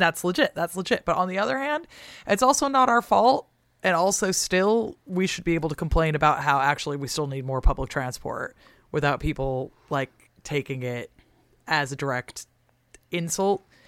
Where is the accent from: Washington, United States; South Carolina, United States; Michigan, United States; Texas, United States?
Washington, United States; Seattle; moved away; I'm from the West Coast, so personally, like, I love a California style